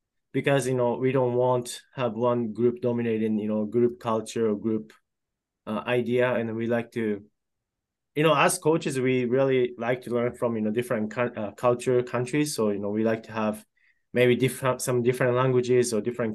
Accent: Japan; now in Iowa, United States; And I'm originally from Japan, so, you know, I have that a little bit connection with that, with my home country.

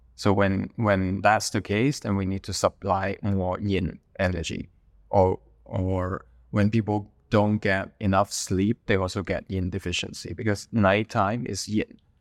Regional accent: Hong Kong; moved away as an adult; I was born in Hong Kong. Most of my family are still in Hong Kong. Uh, but I left Hong Kong in two thousand eleven

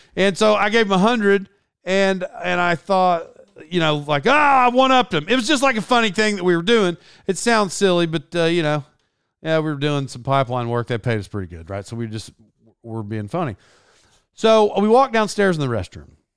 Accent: Tulsa, Oklahoma, United States; accent: twang; being from Oklahoma, I would imagine I don't sound, I, I'm sure I have a twang.

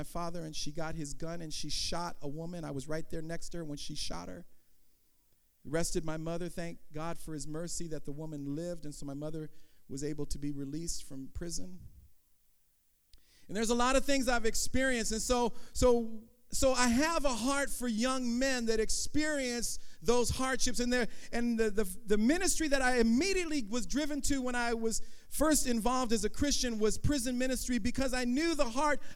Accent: Oakland, California, United States; also born or lived in San Francisco; I was born in Oakland in 1965

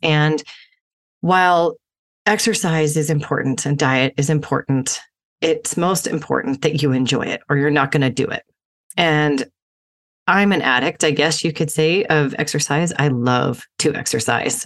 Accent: Utah, United States; I grew up in Utah as an athlete

